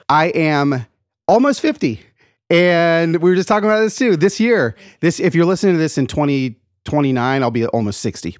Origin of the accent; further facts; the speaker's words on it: Atlanta, Georgia, United States; also born or lived in East Los Angeles, California; I grew up in the South, in Atlanta, Georgia. I was born in East L